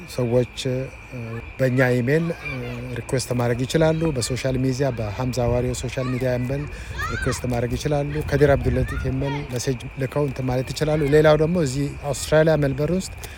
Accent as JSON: {"language": "Amharic", "town": "Shashamane", "region": "Oromia", "country": "Ethiopia", "tie": "born or raised there", "moved": "yes", "lives_now": "Saudi Arabia", "said": "እኔ የተወለድኩት እዛ ሸሸመኔ ነው"}